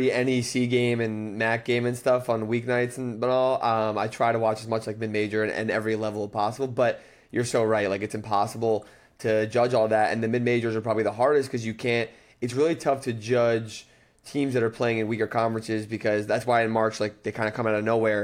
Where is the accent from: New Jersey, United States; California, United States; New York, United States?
New Jersey, United States; I'm from New Jersey